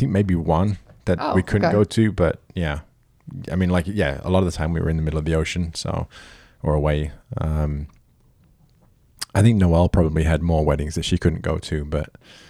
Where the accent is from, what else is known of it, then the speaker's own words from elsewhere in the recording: United Kingdom; I am a Brit with a terrible accent that's now a hybrid.